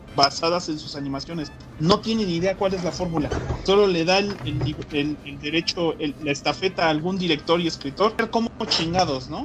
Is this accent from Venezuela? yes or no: no; Mexico; siendo mexicano